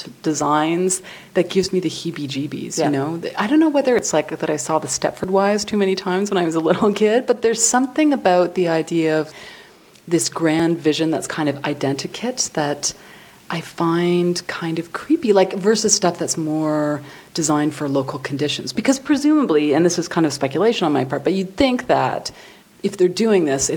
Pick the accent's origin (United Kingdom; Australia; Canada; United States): Canada; Toronto, Ontario; I grew up in Don Mills, right? I grew up in the first planned community in Canada.